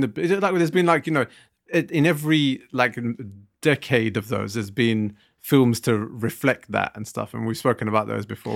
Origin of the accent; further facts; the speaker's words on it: Southall, London, United Kingdom; I come from South Hill